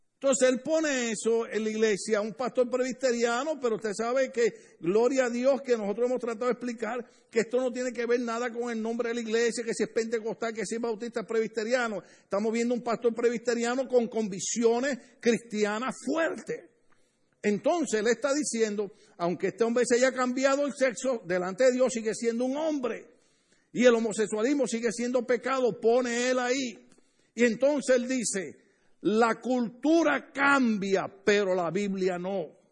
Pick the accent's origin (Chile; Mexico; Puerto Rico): Puerto Rico; now in Los Angeles area, United States; casi toda la familia, en mi país casi toda la familia